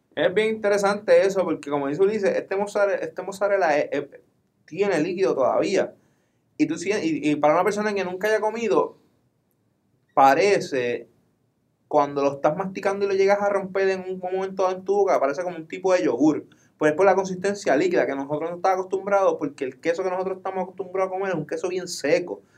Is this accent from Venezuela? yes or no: no; Puerto Rico; Como buenos boricuas